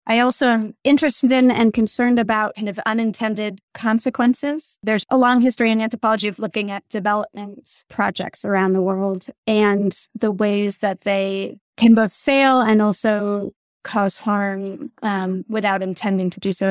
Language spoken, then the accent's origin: English; New York City, New York, United States; also born or lived in Colorado / Vermont; now in Hanover, United States; I actually grew up in New York City. I was born in Colorado, but we relocated to New York City